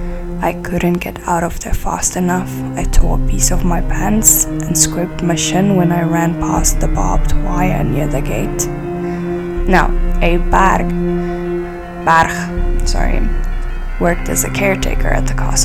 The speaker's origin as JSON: {"language": "English", "country": "South Africa", "said": "I'm from South Africa"}